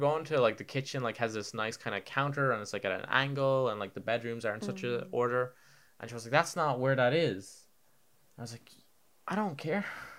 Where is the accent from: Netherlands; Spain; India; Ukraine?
Spain; now in Ireland; you know, I grew up in Spain. I'm a man of the people. I'm a man of the world. I've traveled. My parents moved there.